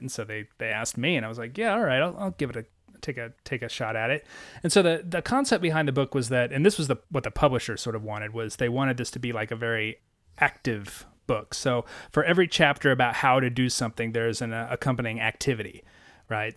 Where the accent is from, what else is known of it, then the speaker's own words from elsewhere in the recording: Missouri, United States; I grew up in Missouri